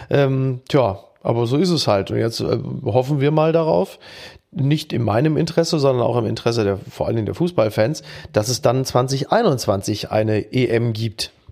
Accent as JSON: {"language": "German", "town": "Castrop-Rauxel", "region": "North Rhine-Westphalia", "country": "Germany", "tie": "born or raised there", "said": "Aufgewachsen in Castro"}